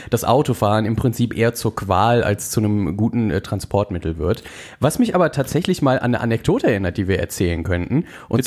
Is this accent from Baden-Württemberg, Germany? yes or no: no; North Rhine-Westphalia, Germany; wir kommen ja beide aus NRW